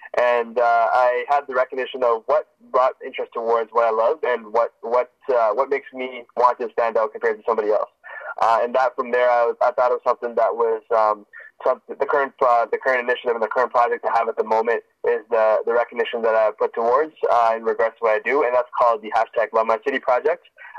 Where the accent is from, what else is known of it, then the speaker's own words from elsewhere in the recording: Toronto, Ontario, Canada; being born and raised in Toronto growing up, parents obviously lived in Sri Lanka growing up. And they fled from a civil war, and they immigrated to Toronto. I was born in Toronto, and I lived in the downtown lifestyle